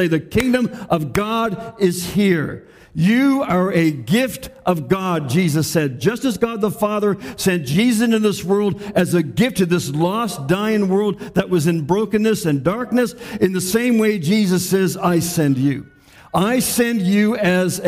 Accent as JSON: {"language": "English", "country": "Canada", "said": "our rights and our freedoms as Canadian citizens"}